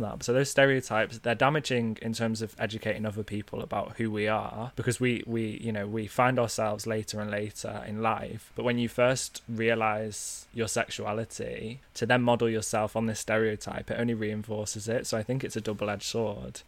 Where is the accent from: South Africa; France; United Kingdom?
United Kingdom; North Wales; accent: northern; I grew up in North Wales